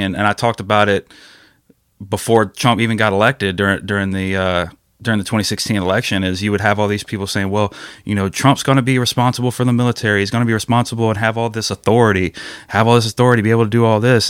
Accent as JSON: {"language": "English", "town": "Ocean Springs", "region": "Mississippi", "country": "United States", "said": "I'm from Ocean Springs"}